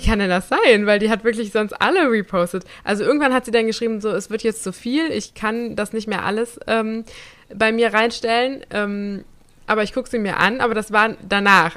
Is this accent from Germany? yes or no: yes; Germany; moved away; in Nersen, wo ich herkomme